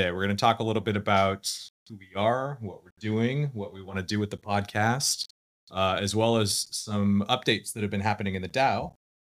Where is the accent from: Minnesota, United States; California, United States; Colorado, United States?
Colorado, United States; also born or lived in San Diego; now in Austin, United States; I'm originally from Colorado